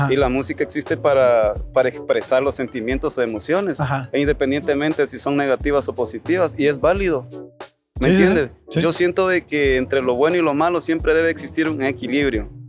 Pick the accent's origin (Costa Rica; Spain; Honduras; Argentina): Honduras; Yo soy hondureño, güey.